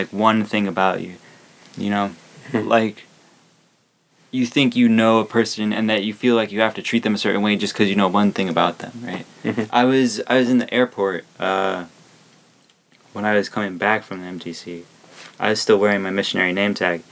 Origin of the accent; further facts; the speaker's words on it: Arizona, United States; I'm from Arizona